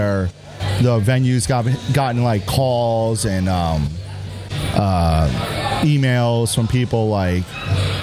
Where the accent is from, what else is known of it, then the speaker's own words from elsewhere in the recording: New York, United States; moved away as an adult; now in Texas, United States; I'm from New York, but I've been here for like 6.5 years